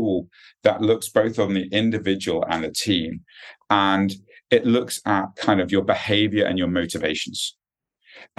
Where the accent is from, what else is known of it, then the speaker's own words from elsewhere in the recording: United Kingdom; accent: British; moved away as an adult; also born or lived in United States; now in Singapore; I'm a Brit at heart, obviously, from the accent. I haven't quite lost it yet.